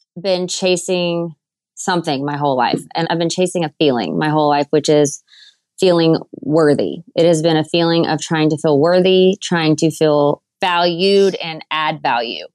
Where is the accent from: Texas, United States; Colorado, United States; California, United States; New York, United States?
Texas, United States; Waco; moved away; I was from Waco, Texas. I grew up in a great family and it was a smaller town then